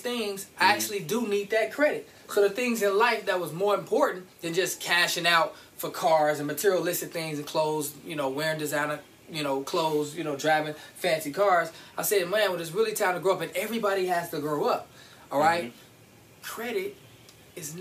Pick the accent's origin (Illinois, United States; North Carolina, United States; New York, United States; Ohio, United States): Illinois, United States; Chicago; Born and raised in Chicago.